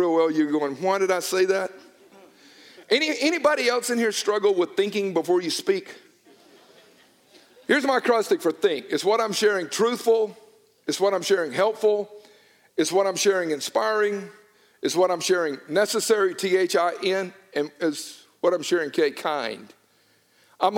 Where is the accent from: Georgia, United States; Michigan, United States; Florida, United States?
Georgia, United States; Newnan; I was from Georgia. It was not that she grew up in Toronto and me in Noonan